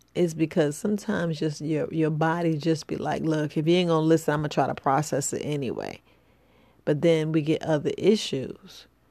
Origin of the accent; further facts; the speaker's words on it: New York City, New York, United States; growing up in the hood, you know, I'm from the from the Boogie Down Bronx